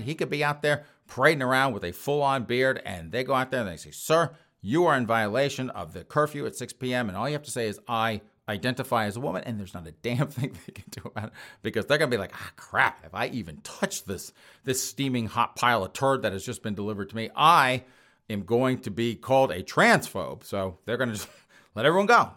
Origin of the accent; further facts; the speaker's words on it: United States; being an American